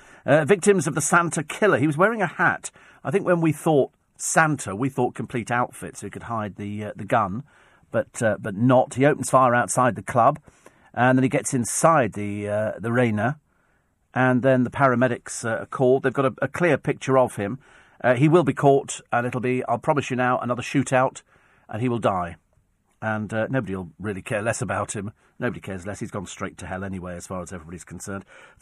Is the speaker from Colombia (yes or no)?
no; Twickenham, London, United Kingdom; It's, you know, I mean, I come from Twickenham. It doesn't get any posher than Twickenham.